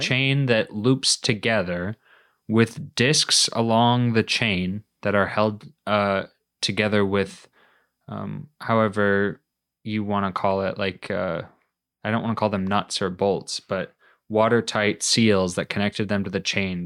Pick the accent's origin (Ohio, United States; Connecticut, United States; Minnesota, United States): Minnesota, United States; moved away as an adult; now in New England, United States; we grew up in Minnesota, but we weren't really a big winter sports family